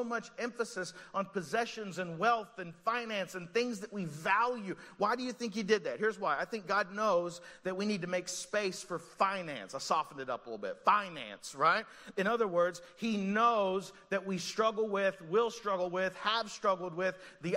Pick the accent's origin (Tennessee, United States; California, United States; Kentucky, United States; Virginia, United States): Kentucky, United States; Eastern; now in Montgomeryville, United States; I grew up in Eastern Kentucky